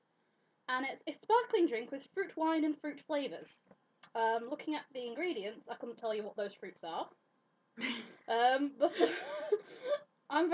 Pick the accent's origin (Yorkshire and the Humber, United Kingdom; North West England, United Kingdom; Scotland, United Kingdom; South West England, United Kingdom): Yorkshire and the Humber, United Kingdom; now in Glasgow, United Kingdom; I'm from Yorkshire